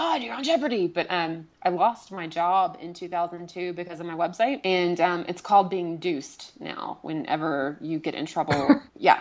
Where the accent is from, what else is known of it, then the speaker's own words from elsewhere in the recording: the South, United States; I grew up in the South with a very conservative family